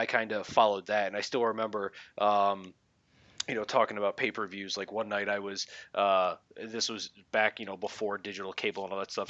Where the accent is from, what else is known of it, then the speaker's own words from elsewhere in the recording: Philadelphia, Pennsylvania, United States; I grew up in the Philadelphia area